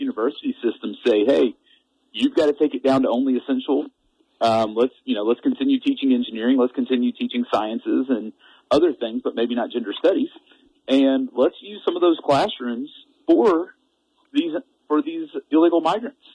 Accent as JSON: {"language": "English", "region": "Texas", "country": "United States", "moved": "yes", "lives_now": "Kalispell, United States", "said": "I'm originally from Texas"}